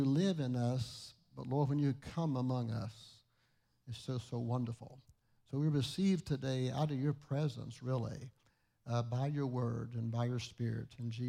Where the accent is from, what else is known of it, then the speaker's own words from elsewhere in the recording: St. Albans, West Virginia, United States; moved away; My dad was born in Hurricane, Milton area. I grew up in St. Albans, go Red Dragons.